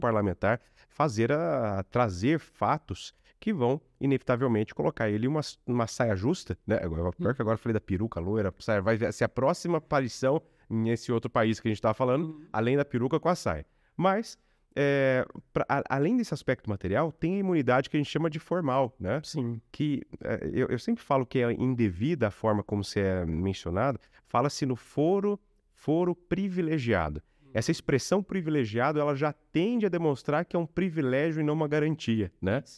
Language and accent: Portuguese; Lorena, São Paulo, Brazil; also born or lived in Cachoeira Paulista; minha cidade natal, Lorena, a cidade que eu morei, Cachoeira é Paulista.